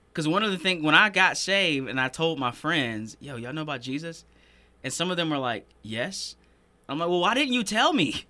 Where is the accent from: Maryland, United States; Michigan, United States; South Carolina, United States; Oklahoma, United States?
South Carolina, United States; Greenville; I was born and raised in Greenville